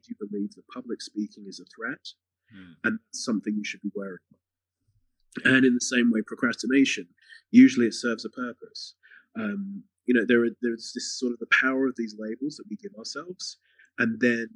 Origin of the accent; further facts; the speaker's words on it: England, United Kingdom; I'm from England